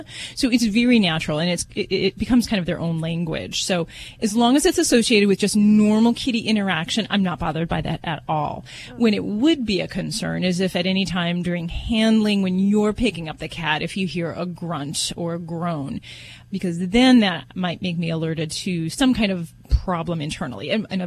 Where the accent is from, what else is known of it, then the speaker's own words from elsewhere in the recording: Las Vegas, Nevada, United States; I'm from Vegas